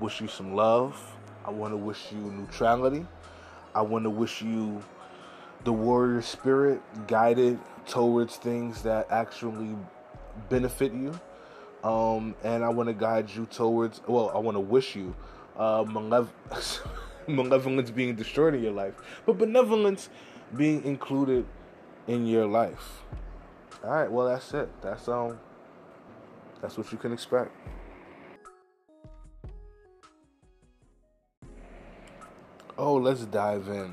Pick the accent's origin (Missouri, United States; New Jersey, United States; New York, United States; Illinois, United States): New York, United States; New York City; I'm from America, I'm from New York City, I'm from Harlem, I'm a Black guy